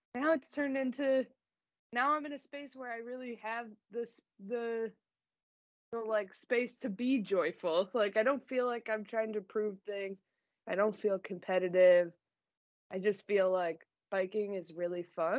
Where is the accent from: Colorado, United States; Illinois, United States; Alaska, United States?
Illinois, United States; Chicago; I grew up in the suburbs of Chicago